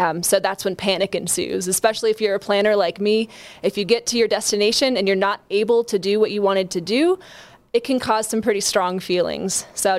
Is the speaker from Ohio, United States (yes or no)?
yes; Ohio, United States; moved away as an adult; also born or lived in Arkansas; I went to undergrad in Arkansas. I'm originally from Ohio.